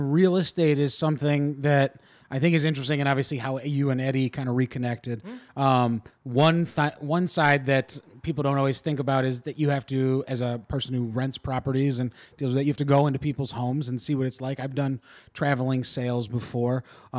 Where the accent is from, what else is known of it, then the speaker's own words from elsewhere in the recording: Ohio, United States; he was very popular when we were growing up in the Ohio area.